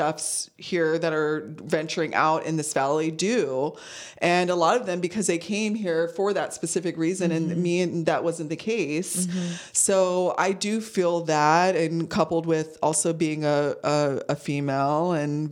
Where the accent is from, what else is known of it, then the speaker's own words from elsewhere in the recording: San Diego, California, United States; moved away as an adult; also born or lived in Chicago; we're two girls from San Diego, mind you, moving to Chicago